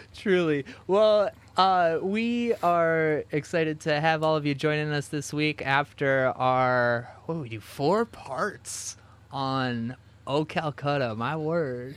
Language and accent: English; New Jersey, United States; I grew up in New Jersey